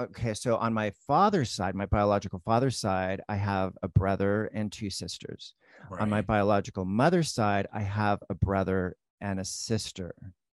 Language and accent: English; Hawaii, United States; up in Hawaii, totally immersed in the whole Polynesian culture. And it's interesting to me because I was raised in the Greek church. I was raised Greek.